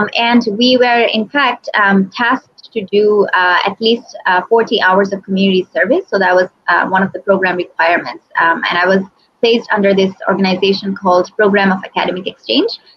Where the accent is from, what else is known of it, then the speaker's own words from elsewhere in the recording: Bangladesh; I was born and brought up in Bangladesh.